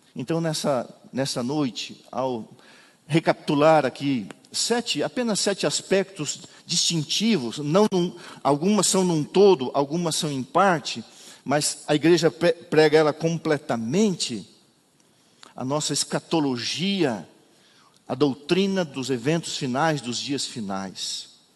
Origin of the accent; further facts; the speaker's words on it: Bom Retiro, Santa Catarina, Brazil; moved away; Eu nasci num lugar onde cai neve, está geando, minha, nevando lá em Bom Retiro, onde eu nasci